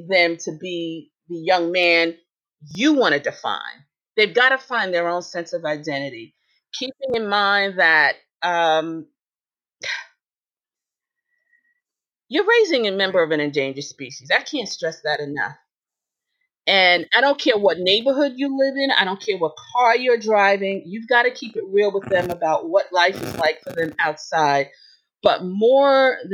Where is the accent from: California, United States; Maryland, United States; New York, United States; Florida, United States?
New York, United States; New York City; I'm from Brooklyn. In Brooklyn, we said, forget about it.